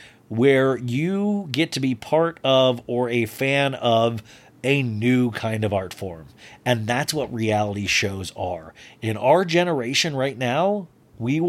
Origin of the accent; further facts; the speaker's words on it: Olathe, Kansas, United States; I grew up in Olathe, Kansas